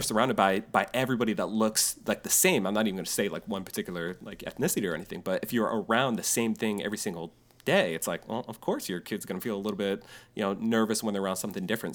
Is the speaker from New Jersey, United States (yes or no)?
no; New York, United States; moved away; a friend of mine I grew up with in New York